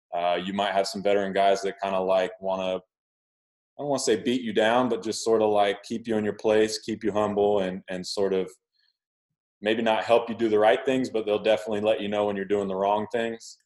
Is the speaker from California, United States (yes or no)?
no; Oklahoma, United States; I grew up in Oklahoma